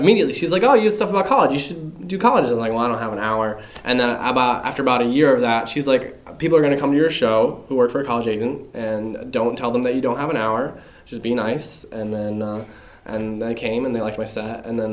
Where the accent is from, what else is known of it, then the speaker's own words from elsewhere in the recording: Indiana, United States; moved away; also born or lived in Chicago; I was from Indiana